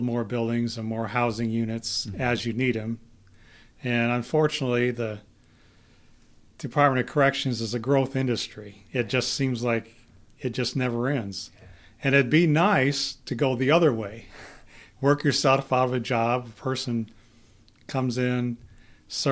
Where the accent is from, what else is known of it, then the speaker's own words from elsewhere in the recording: Cortland, New York, United States; moved away as an adult; now in Idaho, United States; I was born and raised in Cortland, New York